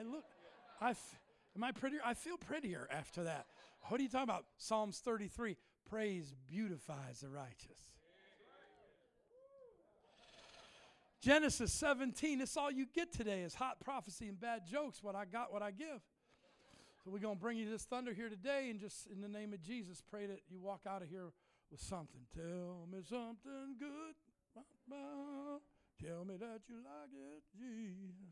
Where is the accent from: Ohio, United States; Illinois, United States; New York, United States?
Ohio, United States; Cleveland; moved away; also born or lived in Indiana; I'm from Cleveland.